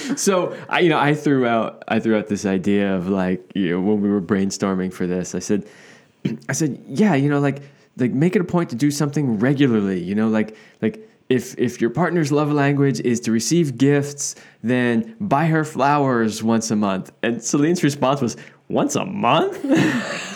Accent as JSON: {"language": "English", "region": "East Coast", "country": "United States", "tie": "born or raised there", "moved": "yes", "said": "I grew up on the East Coast here in the United States"}